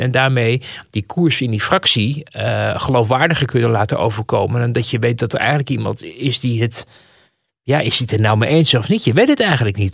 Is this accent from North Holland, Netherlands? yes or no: yes; Amsterdam, North Holland, Netherlands; Ik, ik ben ook geboren in Amsterdam. Geboren en getogen